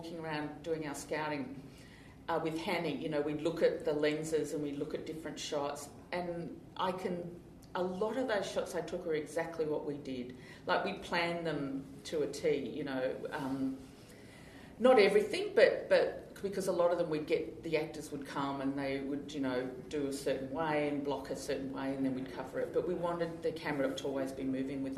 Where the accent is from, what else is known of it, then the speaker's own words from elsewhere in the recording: Australia; I'm Australian